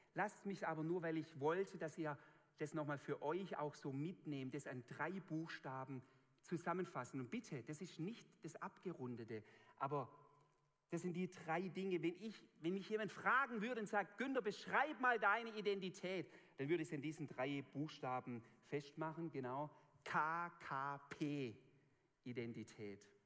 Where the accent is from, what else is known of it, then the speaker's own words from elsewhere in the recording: a Swabian village, Germany; accent: Swabian; in meinem Dorf, wo ich aufgewachsen bin